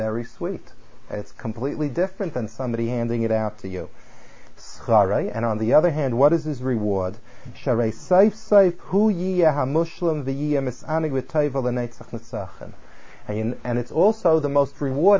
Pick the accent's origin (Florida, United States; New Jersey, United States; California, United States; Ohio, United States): California, United States; I come from California